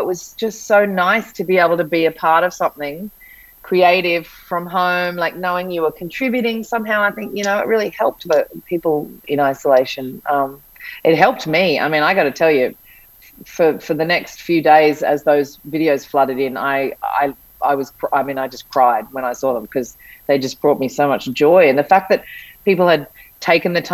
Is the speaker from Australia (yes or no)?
yes; Sydney, New South Wales, Australia; now in Byron Bay, Australia; I grew up in Sydney, but I lived in Bondi Beach, which is, you know, a well-known beach in Sydney, and then moved to Byron.